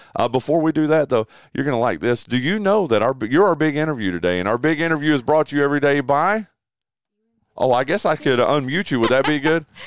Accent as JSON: {"language": "English", "region": "Western North Carolina", "country": "United States", "tie": "born or raised there", "said": "I grew up in Western North Carolina"}